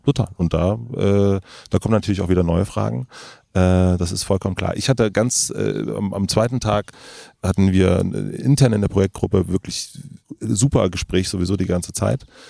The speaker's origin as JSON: {"language": "German", "country": "Germany", "said": "wir aus Deutschland"}